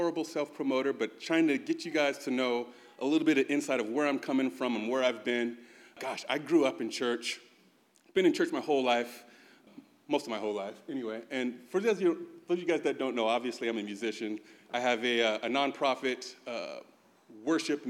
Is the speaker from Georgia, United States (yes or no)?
no; San Bruno, California, United States; also born or lived in Chicago, Illinois; I grew up actually in the Bay Area